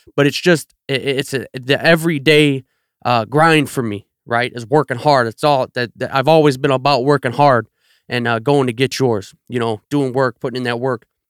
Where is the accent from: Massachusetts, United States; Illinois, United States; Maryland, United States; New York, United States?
Illinois, United States; Chicago south suburbs; I'm from the South Burbs, man. I grew up twenty minutes from the city